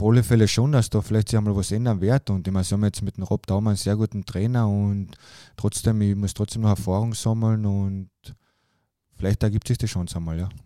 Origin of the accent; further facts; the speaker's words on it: Austria; bei uns in Österreich